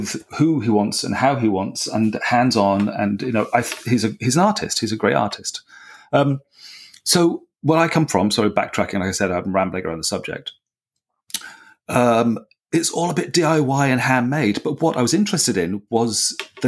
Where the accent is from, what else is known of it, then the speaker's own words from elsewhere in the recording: South West England, United Kingdom; I was born in the South and grew up in the Southwest of England